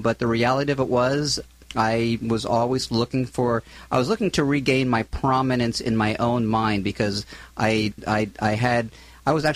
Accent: Philadelphia, Pennsylvania, United States; moved away as an adult; also born or lived in Southern California / Florida / San Luis Obispo; now in Orange County, United States; I'm originally from the East Coast, from Philadelphia area

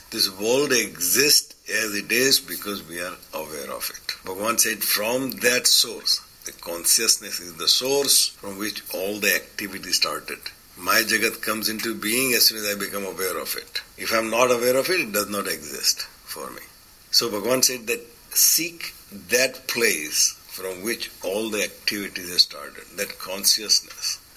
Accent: India; I come from India, but I go back and I feel uncomfortable there.

